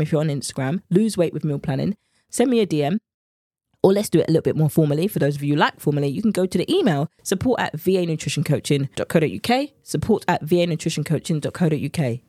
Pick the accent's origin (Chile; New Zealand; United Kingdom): United Kingdom; England; accent: English; my English accent has come out now